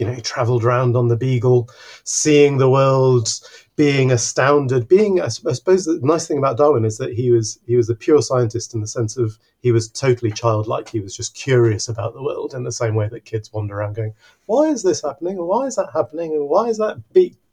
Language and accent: English; Mexico City, Mexico; now in Exeter, United Kingdom; I actually grew up in in a huge city. I grew up in Mexico City.